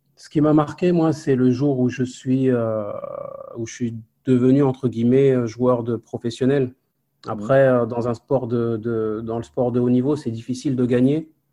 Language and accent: French; Évreux, Normandy, France; moved away as an adult; also born or lived in Nancy / Spain / Málaga / Charleroi; je suis d'Évreux, moi, du quartier de la Madeleine